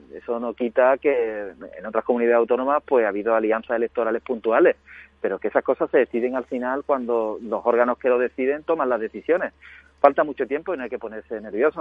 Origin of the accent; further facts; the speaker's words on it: Huelva, Andalusia, Spain; mi tierra, ¿no? De Andalucía, de Huelva